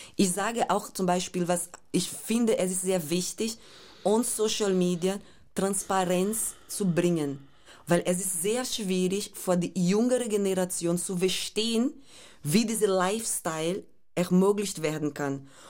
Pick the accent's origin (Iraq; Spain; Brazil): Brazil; German is a second language; moved away; diese Favela, wo ich aufgewachsen bin